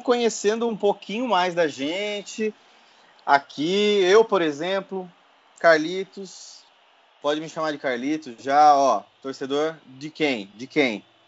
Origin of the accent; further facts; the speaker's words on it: Votorantim, São Paulo, Brazil; now in São Paulo, Brazil; eu sou de Votorantim, cidade vizinha ali de Sorocaba